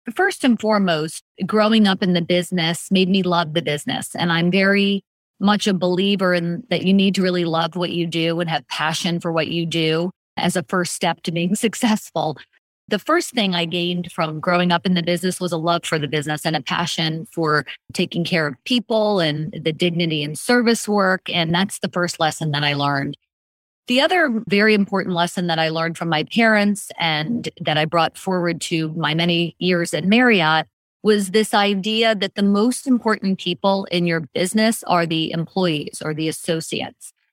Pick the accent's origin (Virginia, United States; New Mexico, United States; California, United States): Virginia, United States; McLean; also born or lived in Washington, D.C.; I am born and raised in the Washington, D.C. area, born and raised in McLean, Virginia